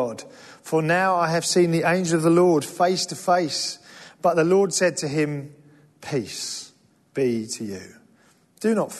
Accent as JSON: {"language": "English", "region": "England", "country": "United Kingdom", "lives_now": "London, United Kingdom", "said": "we're English"}